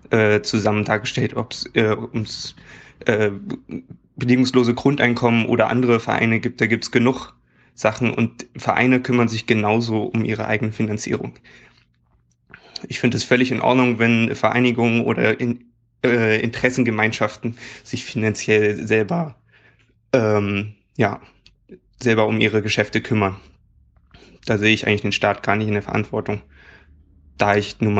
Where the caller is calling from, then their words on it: Leipzig, Saxony, Germany; ich komme aus Leipzig